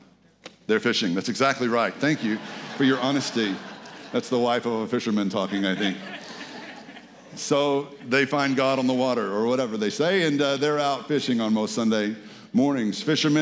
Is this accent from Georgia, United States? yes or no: no; Red Lick, Texas, United States; Because I'm a small town boy, I'm a country boy, I'm from Red Lick, Texas.